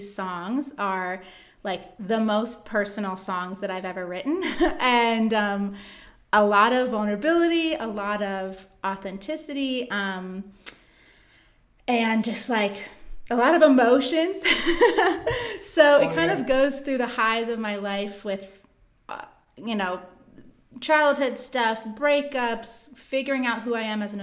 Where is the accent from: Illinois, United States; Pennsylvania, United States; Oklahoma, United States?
Pennsylvania, United States; Philadelphia; as a kid growing up around Philly